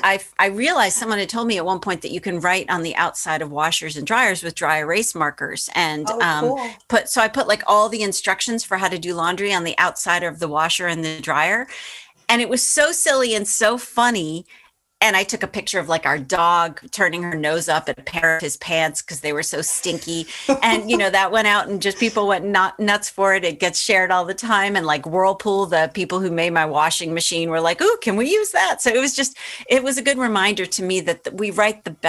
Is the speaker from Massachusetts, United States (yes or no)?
yes; Boston, Massachusetts, United States; that was my hometown paper